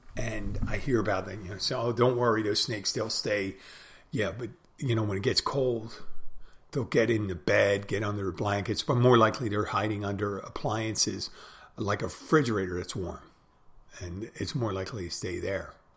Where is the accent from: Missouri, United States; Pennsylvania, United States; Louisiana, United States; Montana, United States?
Pennsylvania, United States; I'm from Pennsylvania.